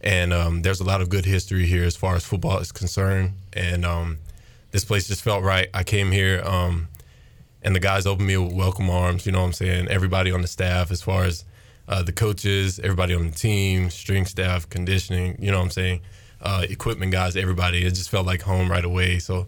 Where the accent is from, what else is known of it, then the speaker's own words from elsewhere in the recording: Alabama, United States; moved away as an adult; now in Greenville, United States; So I'm originally from Lionville, Alabama, small town, 1,500, 2,000 people. Grew up there my whole life, you know what I'm saying? Born and raised there, deep south